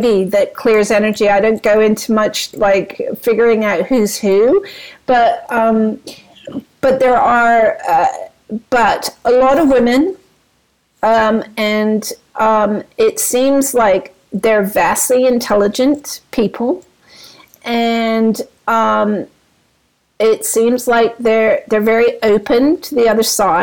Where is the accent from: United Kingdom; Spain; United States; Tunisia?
United Kingdom; London; I grew up in London